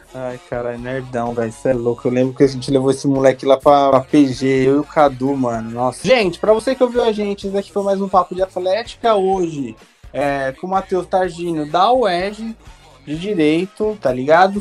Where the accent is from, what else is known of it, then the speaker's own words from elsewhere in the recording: São Paulo, Brazil; now in Rio de Janeiro, Brazil; Sou de São Paulo, mas estou aqui